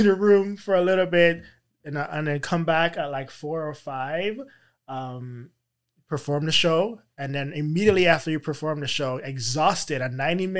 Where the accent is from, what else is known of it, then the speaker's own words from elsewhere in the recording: U.S. Virgin Islands; Well, growing up in the Virgin Islands, I was in a calypso band, and so I, you know, I have that natural.